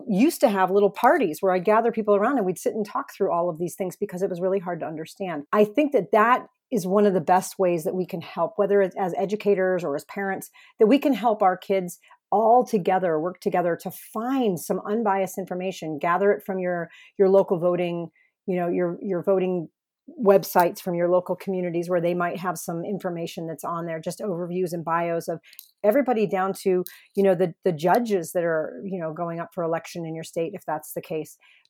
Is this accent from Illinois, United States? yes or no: no; Arizona, United States; I appreciate that in my home state of Arizona, we get this great mailer.